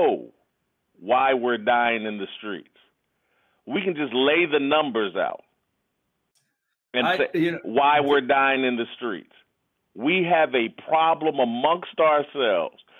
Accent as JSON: {"language": "English", "town": "Indianapolis", "region": "Indiana", "country": "United States", "tie": "born or raised there", "said": "I was raised in the church, small black church in Indianapolis"}